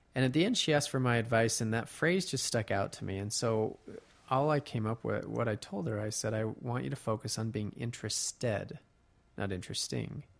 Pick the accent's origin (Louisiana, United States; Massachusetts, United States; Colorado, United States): Colorado, United States; now in Utah, United States; I grew up in Colorado